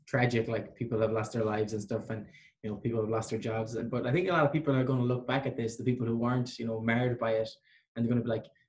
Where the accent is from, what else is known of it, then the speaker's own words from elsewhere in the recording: Ireland; moved away as an adult; now in Vancouver, Canada; Because I'm Irish.